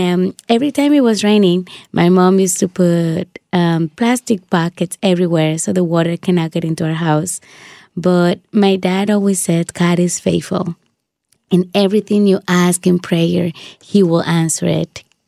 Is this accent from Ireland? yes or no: no; Dominican Republic; moved away; I grew up in the Dominican Republic.